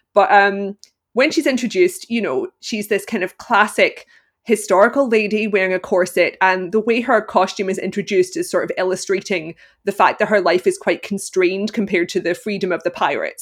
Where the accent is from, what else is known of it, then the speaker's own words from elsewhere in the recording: Glasgow, Scotland, United Kingdom; I am from Glasgow, Scotland, and I currently live there as well